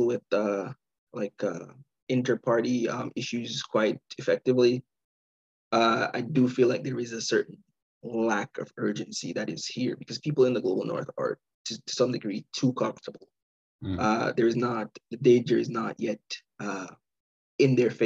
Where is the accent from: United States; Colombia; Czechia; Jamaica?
Jamaica; now in Canada; I'm Jamaican. I grew up there.